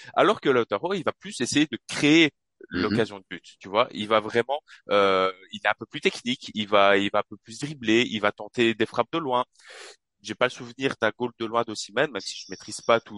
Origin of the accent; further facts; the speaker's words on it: Charleroi, Wallonia, Belgium; je suis de Charleroi en Belgique